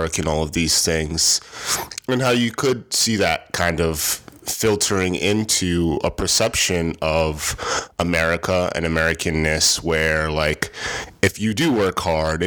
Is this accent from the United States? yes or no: yes; Rochester, New York, United States; I'm from Rochester, New York